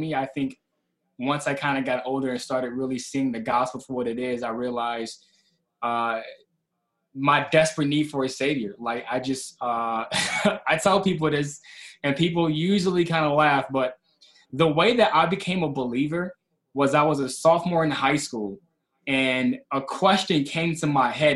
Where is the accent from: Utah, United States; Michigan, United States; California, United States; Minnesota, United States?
Michigan, United States; Kalamazoo; I'm from Kalamazoo, Michigan. Um, and I was raised in a single parent household